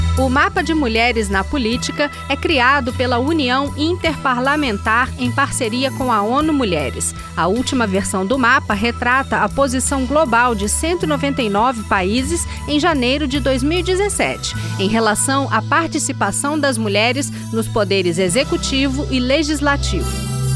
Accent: Sweden; Portuguese is a second language; moved away as an adult; now in Brazil; Na Suécia, que é o meu país de origem

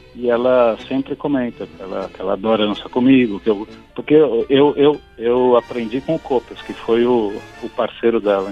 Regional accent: São Paulo, Brazil; Eu nasci em São Paulo

